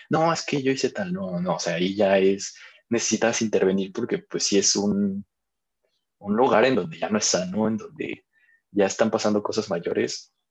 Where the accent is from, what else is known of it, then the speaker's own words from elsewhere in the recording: Mexico; hay que quitarnos también como mexicanos ese tabú de decir, un psicólogo es para locos.